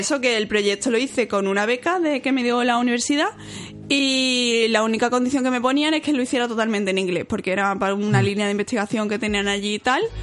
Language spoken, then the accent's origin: Spanish; Seville, Andalusia, Spain; also born or lived in Cork, Ireland; yo soy de Sevilla y como estoy en Sevilla, yo nunca había vivido fuera de casa de mis padres